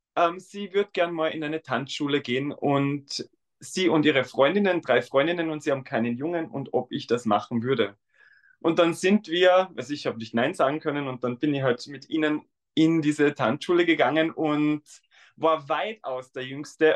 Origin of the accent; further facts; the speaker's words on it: Tyrol, Austria; accent: Austrian dialect; now in Vienna, Austria; ich komme ursprünglich aus Tirol